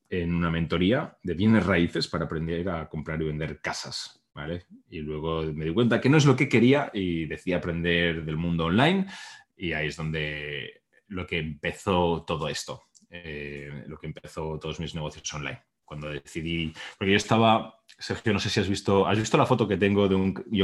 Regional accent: Barcelona, Catalonia, Spain; moved away as an adult; now in United States; yo nací en España, en Barcelona, ahora vivo en Estados Unidos, y yo nací en un entorno bastante pues normal, eh, middle class que se llama, clase media

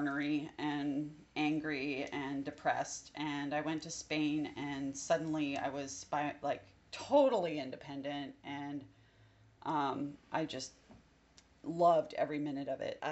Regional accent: New Jersey, United States; I grew up in New Jersey where we had a lot of migrant workers

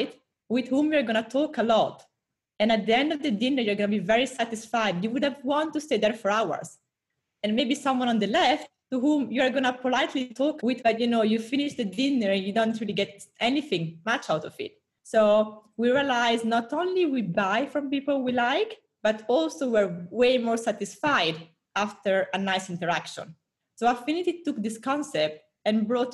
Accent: Italy; accent: Italian; moved away as an adult; also born or lived in Singapore / Brazil / Europe; now in United States; I'm Italian, 30 years old. I lived a bit everywhere in the past 10 years, from Singapore, Brazil, lots of Europe, now in the US. My accent always stayed in Italy

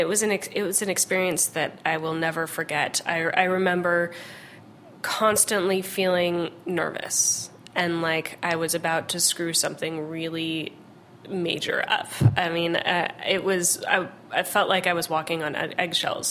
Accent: Los Angeles, California, United States; I grew up in Los Angeles, where you know, my whole childhood I spent going to farmers markets

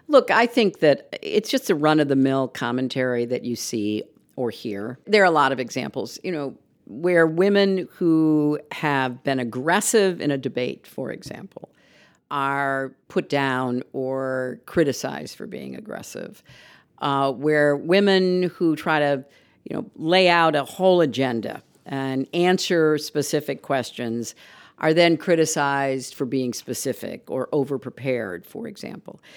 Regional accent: United States; As an American

